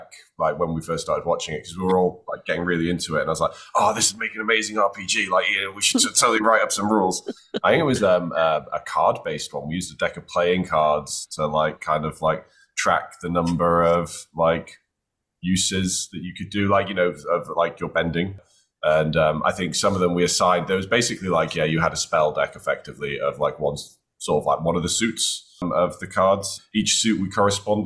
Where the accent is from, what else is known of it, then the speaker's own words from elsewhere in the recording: North Wales, United Kingdom; I grew up in the mountains of North Wales